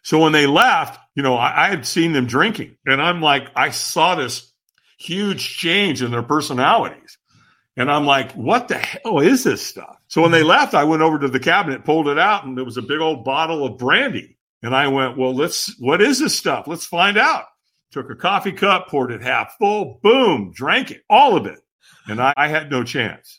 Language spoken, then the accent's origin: English; Long Beach, California, United States; also born or lived in Hollywood, California; And so I moved from Hollywood to Long Beach. And I was five